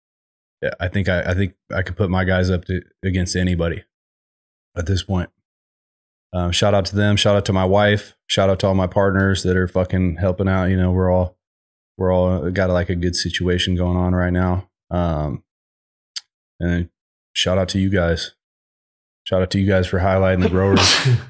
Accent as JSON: {"language": "English", "town": "Sacramento", "region": "California", "country": "United States", "tie": "born or raised there", "said": "I'm born and raised in Sacramento"}